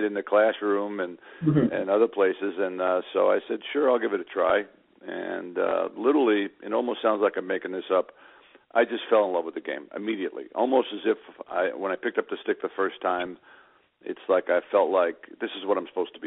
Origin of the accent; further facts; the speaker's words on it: Long Island, New York, United States; I grew up on Long Island, born in New York City. Grew up on Long Island